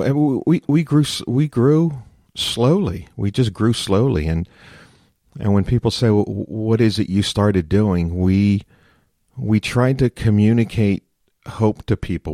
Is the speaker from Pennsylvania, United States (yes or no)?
yes; Philadelphia, Pennsylvania, United States; I'm born and raised in Philadelphia.